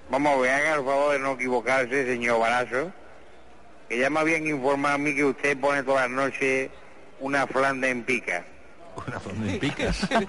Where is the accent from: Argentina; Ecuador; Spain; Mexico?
Spain; Lucena, Andalusia; allí estábamos unos pocos de mi pueblo de Lucena, allí en Lucena, que yo no sé si usted ha estado alguna vez en Lucena, porque yo soy … de Lucena.